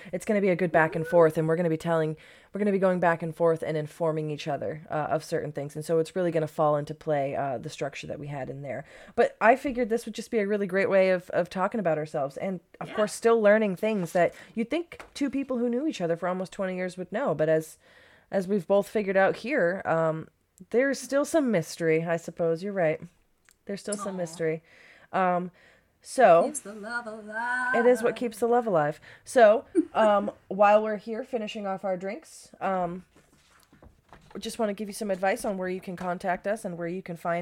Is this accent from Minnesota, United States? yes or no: no; Maine, United States; also born or lived in Haverhill, Massachusetts; I was raised in Maine from a year on. But I was born in Haverhill, Massachusetts